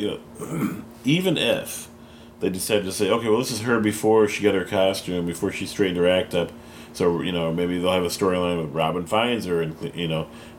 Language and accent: English; Detroit, Michigan, United States; And we're from Detroit.